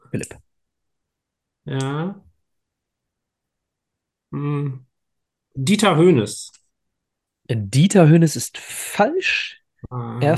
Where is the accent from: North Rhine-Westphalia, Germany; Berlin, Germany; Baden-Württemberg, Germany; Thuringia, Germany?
North Rhine-Westphalia, Germany; Dortmund; ich als Dortmunder muss man den nennen.